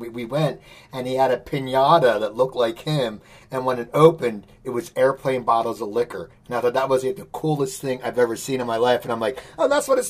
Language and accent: English; New Jersey, United States; moved away as an adult; also born or lived in West Coast, United States; I grew up in New Jersey, where I am now. But then I lived on the West Coast for 25 years, and I just moved back 4 years ago.